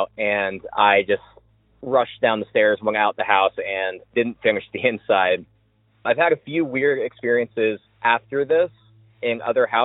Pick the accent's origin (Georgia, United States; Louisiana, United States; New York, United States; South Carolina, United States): Georgia, United States; Savannah; I'm from Savannah, Georgia.